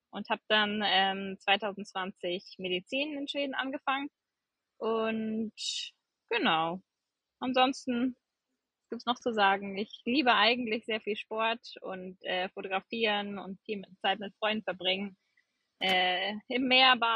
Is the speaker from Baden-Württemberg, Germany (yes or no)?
no; Gummersbach, North Rhine-Westphalia, Germany; also born or lived in New Zealand; Also ich bin äh … komme gebürtig aus Gummersbach, das ist in der Nähe von Köln äh, bin 30 Jahre alt